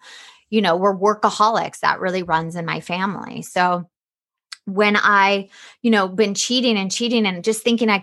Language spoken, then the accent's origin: English; Atlanta, Georgia, United States; I grew up in the South in Atlanta